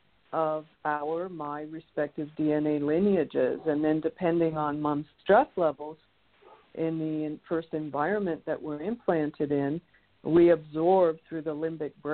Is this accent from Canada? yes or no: yes; Toronto, Ontario, Canada; I was the third child of three children in an Irish Catholic home growing up in Toronto.